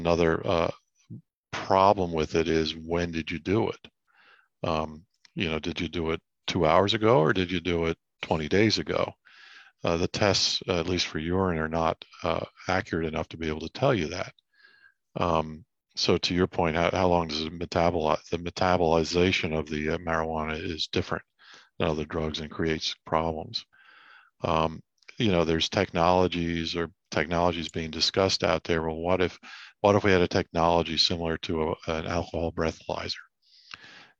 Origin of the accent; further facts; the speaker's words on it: Shoemakersville, Pennsylvania, United States; also born or lived in Maiden Creek Township, Pennsylvania / Reading, Pennsylvania; I was born in St. Joseph's Hospital back in the days when the dinosaurs roamed, that part of Reading. I grew up in Perry Township, Shoemakersville. Okay. I lived there till I was 13, and then my family moved to northwestern Pennsylvania